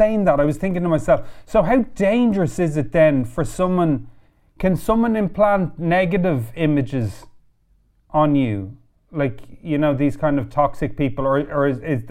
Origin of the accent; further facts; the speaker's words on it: Ireland; I'm Irish